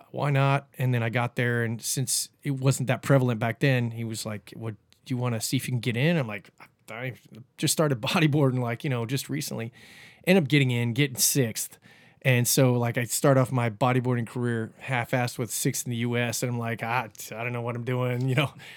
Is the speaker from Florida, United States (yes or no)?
yes; Cocoa Beach, Florida, United States; also born or lived in Cape Canaveral, Florida / Kauai, Hawaii; moved back to Cocoa Beach when I was probably about ten and, um, lived there for another twenty years, went to Cocoa Beach High School